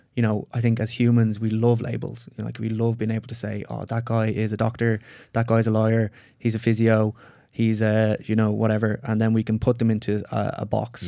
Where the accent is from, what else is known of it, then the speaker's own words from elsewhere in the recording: Ireland; I'm Irish.